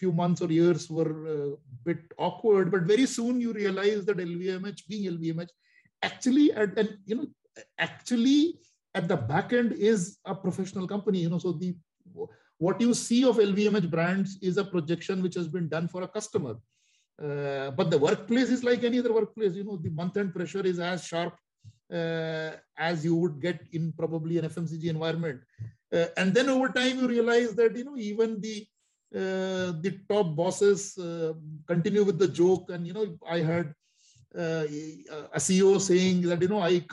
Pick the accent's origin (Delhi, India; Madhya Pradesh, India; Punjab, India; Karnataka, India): Delhi, India; moved away as an adult; also born or lived in Mumbai / Shanghai; I was always from Delhi. I went to shifted, relocated to Mumbai.